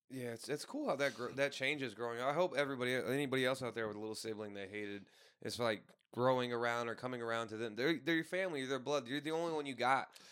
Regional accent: St. Louis, Missouri, United States; now in Tucson, United States; I'm not a hundred percent from Saint Louis in the city. I'm from, like, three to five miles away

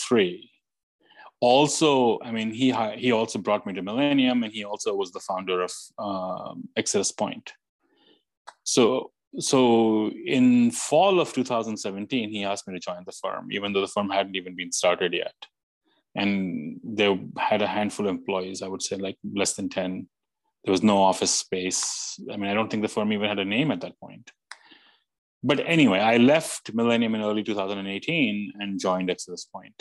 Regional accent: India; moved away as an adult; now in New York, United States; growing up in India, becoming an electrical engineer, hating electrical engineering, coming to the US

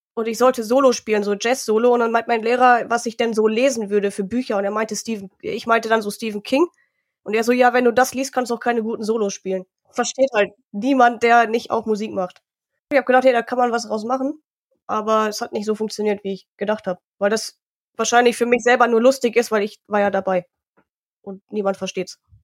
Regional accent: Harsewinkel, North Rhine-Westphalia, Germany; also born or lived in Munich; now in Augsburg, Germany; ich bin in Hasewinkel in Nordrhein-Westfalen halt aufgewachsen

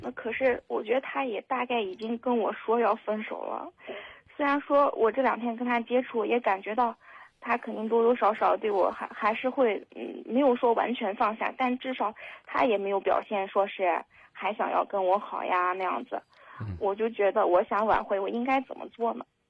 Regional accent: Henan, China; moved away as an adult; now in Xinjiang, China; 我是一个人在这边工作，我是河南人，但是我在新疆工作，也就是离家特别远

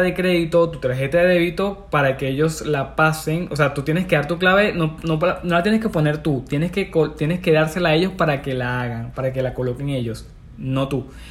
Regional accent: Venezuela; moved away as an adult; also born or lived in Peru; yo vivía en Perú, pero me vine a mi, a mi ciudad natal, en Venezuela

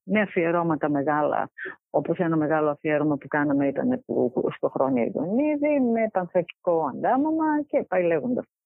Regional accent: Xanthi, Eastern Macedonia and Thrace, Greece; γεννήθηκα και μεγάλωσα στην Ξάνθη.

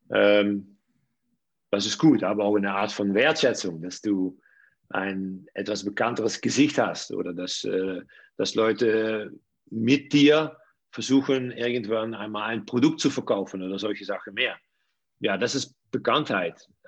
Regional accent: Netherlands; German is a second language; ich komme ja aus den Niederlanden. In die höchste Liga bei uns es sind drei Vereine, die sehr gut bis gut bezahlen.

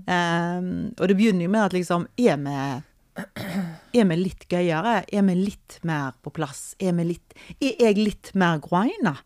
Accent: Norway; vi er fra Norge

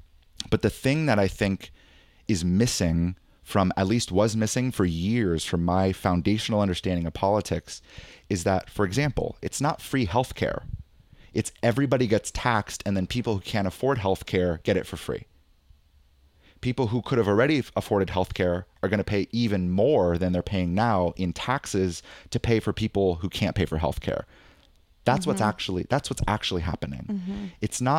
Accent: California, United States; what shocked me was being like a Californian hippie and even just like a really liberal person before

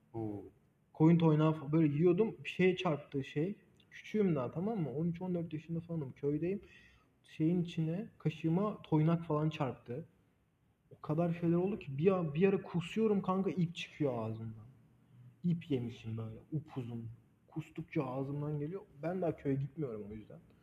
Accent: Black Sea Region, Turkey; ben Karadenizliyim

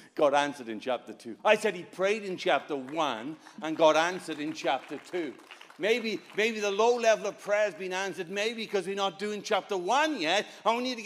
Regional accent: Wales, United Kingdom; I'm not English. I'm Welsh

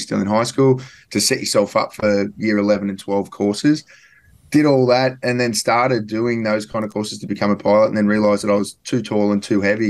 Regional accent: Newcastle, New South Wales, Australia; I grew up in Newcastle.

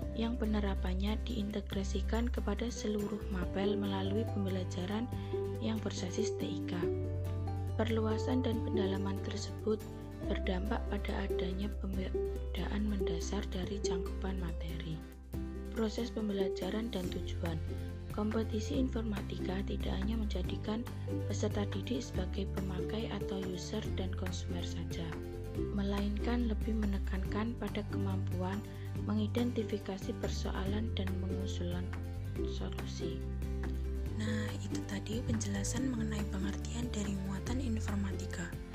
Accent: Pacitan, East Java, Indonesia; asal dari Pacitan, Jawa Timur

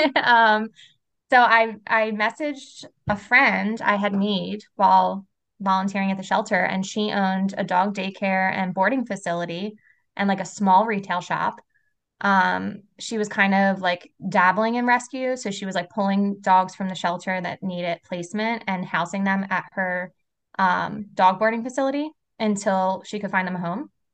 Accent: Philadelphia, Pennsylvania, United States; moved away as an adult; now in South Jersey, United States; I was born and raised in Philly

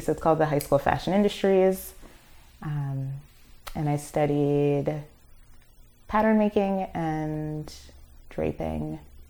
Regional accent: Brooklyn, New York, United States; I'm from Flatbush. Mm-hmm. So like being completely immersed in Caribbean culture.

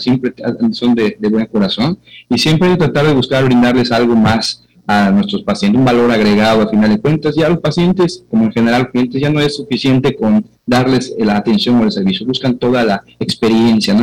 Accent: Yucatán, Mexico; moved away; also born or lived in Mexico City; Somos yucatecos, pero formados en la Ciudad de México

